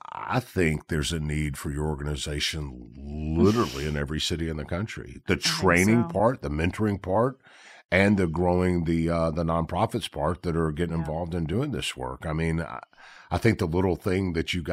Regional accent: Memphis, Tennessee, United States; I'm from Memphis

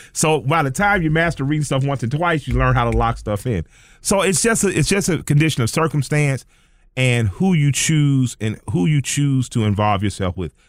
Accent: Atlanta, Georgia, United States; growing up in Atlanta

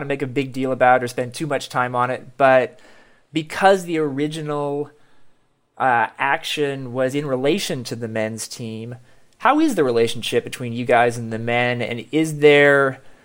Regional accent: Kansas City, United States; Kansas City right now, a wonderful city, my hometown

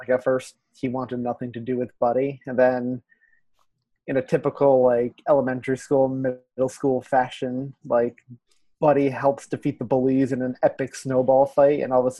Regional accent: New York City, New York, United States; as a New Yorker.

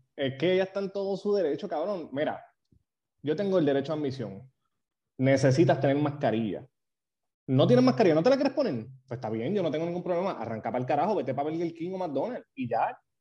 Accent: Puerto Rico; moved away; also born or lived in New York; nosotros estábamos aquí

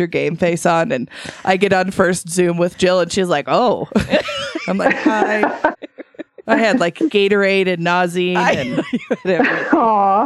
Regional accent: Idaho, United States; I am from born and raised in Idaho

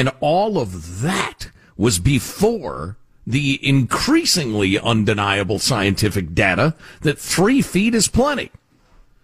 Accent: United States; I'm an American

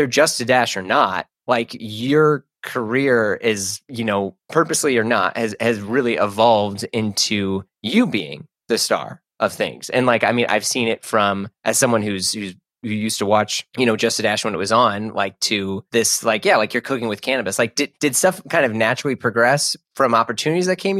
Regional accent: St. Louis, Missouri, United States; moved away; I grew up in St. Louis

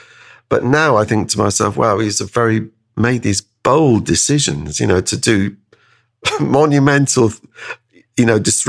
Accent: High Wycombe, South East England, United Kingdom; also born or lived in Canada; I mean, we came back from Canada to High Wycombe, and you know, I had no friends. I had to leave all everything I was had going there.

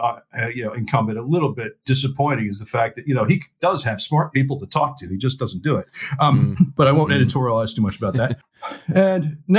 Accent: United States; now in London, United Kingdom; I'm actually an American, dual citizen now. I live in London

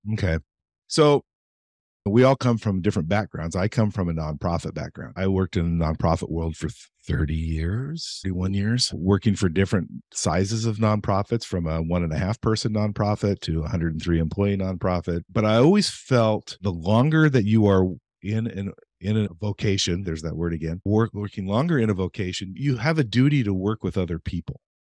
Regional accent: Eastern Oregon, United States; growing up in Eastern Oregon, and my parents were always civic minded.

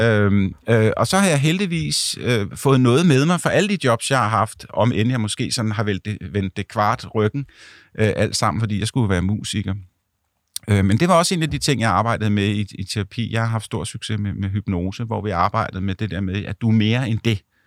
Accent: Ganløse, Capital Region of Denmark, Denmark; moved away; mine forældre bor øh, stadigvæk i Ganløs i, i mit barndomshjem

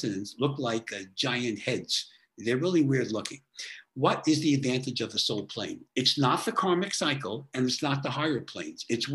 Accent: New York, United States; I'm from New York

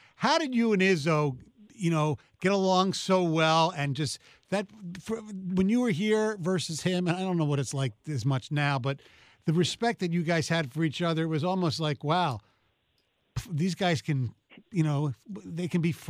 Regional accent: Philadelphia, Pennsylvania, United States; growing up in Philly

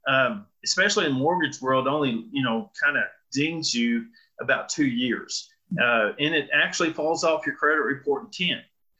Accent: Amarillo, Texas, United States; moved away as an adult; also born or lived in North Carolina / Ohio / Colorado Springs; I was born here in Amarillo, Texas, raised on a farm, thought we'd be farmers the rest of our lives.

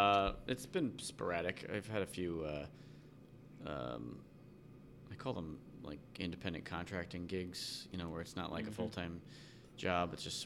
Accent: New Jersey, United States; also born or lived in New York; now in Chicago, United States; I was born in New York. Okay. Raised in New Jersey.

